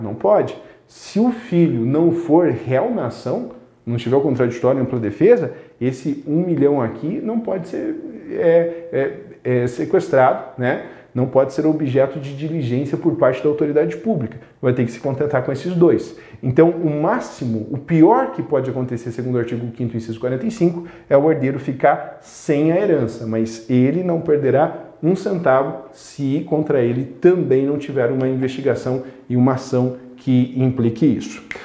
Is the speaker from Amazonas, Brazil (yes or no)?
no; western Paraná, Brazil; accent: western Paraná; o sotaque para, do oeste do Paraná